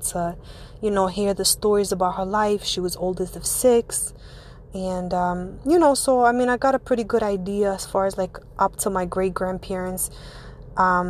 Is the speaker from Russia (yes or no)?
yes; Ivanovo, Ivanovo Oblast, Russia; now in United States; I am born and raised Russian. I come from a city. It's called the City of Brides. It's called Ivanova, and it's located not too far from Moscow